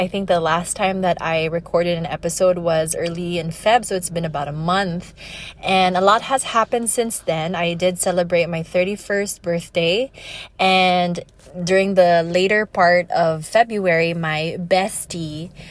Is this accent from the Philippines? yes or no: yes; Iloilo City, Western Visayas, Philippines; I'm from Iloilo City.